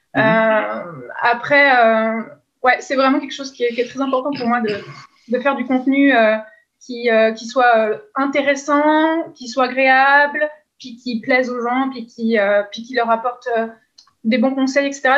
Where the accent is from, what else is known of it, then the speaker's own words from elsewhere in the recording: France; now in Quebec, Canada; je suis française, mais je n'habite plus en France depuis longtemps. Maintenant, je suis au Québec